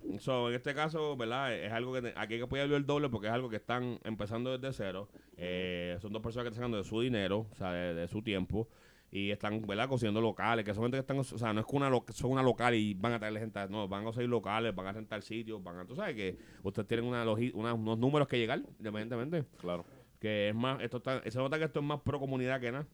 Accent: Trujillo Alto, Puerto Rico; Yo soy aquí de Trujillo

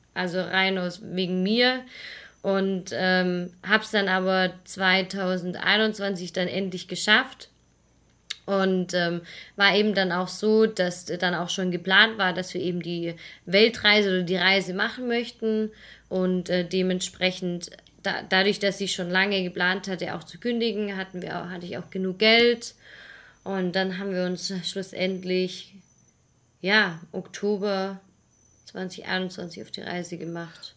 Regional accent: Swabia, near Stuttgart, Baden-Württemberg, Germany; moved away as an adult; also born or lived in Munich; wir beide kommen aus dem Schwaberländle. Genau. aus der Nähe von Stuttgart, also eigentlich ja weiter unten noch, ein bisschen im Süden

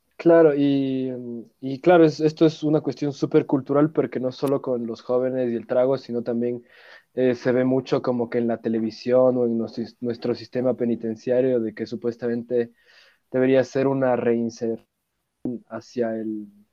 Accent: Ecuador

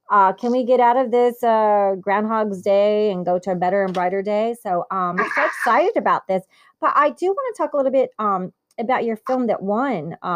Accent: Italy; born there; Because I was born in Italy. I, I do got the relatives.

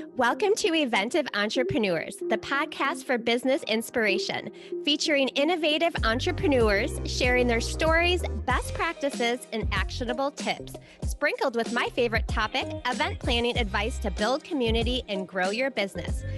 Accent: Minnesota, United States; I'm from Minnesota.

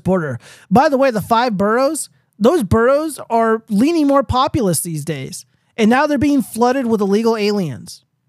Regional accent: California, United States; I live in the Southwest, I'm from California.

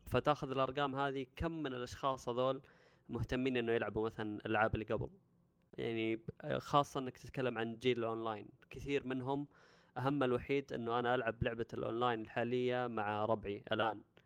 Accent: Saudi Arabia; عندنا في السعوديه

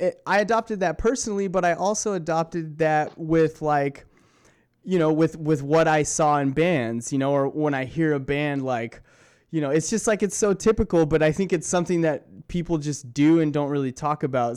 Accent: Southern California, United States; growing up in Southern California

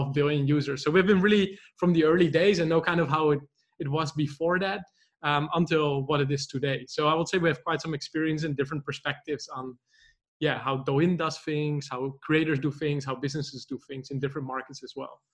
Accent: Netherlands; moved away as an adult; also born or lived in Poznan, Poland; I'm actually originally from the Netherlands

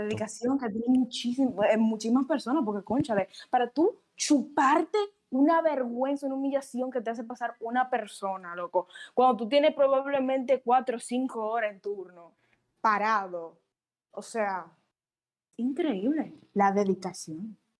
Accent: Dominican Republic; como mujer dominicana

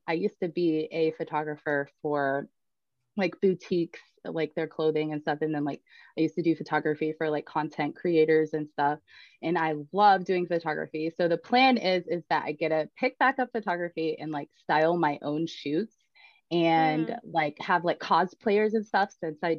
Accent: Atlanta, Georgia, United States; moved away as an adult; now in Ozarks, United States; I'm originally from Atlanta. Born and raised

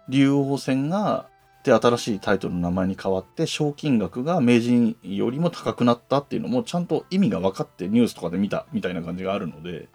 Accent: Yamanashi, Japan; now in Tokyo, Japan; 僕の故郷でもある山梨県

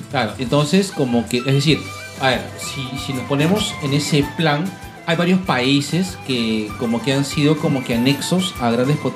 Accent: Peru; todos como peruanos

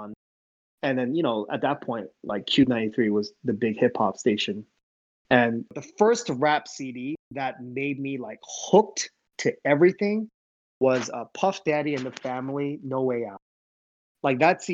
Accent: the Northwest, Washington, United States; also born or lived in Seoul, South Korea / Ohio; we grew up in the Northwest

